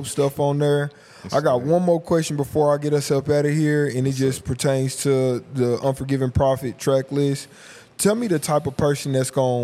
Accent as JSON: {"language": "English", "town": "Tulsa", "region": "Oklahoma", "country": "United States", "tie": "born or raised there", "said": "I grew up in the Meadows, too"}